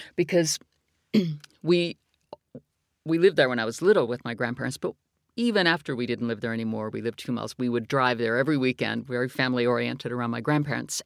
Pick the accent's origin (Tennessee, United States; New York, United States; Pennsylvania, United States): Pennsylvania, United States; McKeesport; moved away as an adult; now in United Kingdom; McKeesport is where I was born. It's where my grandparents lived.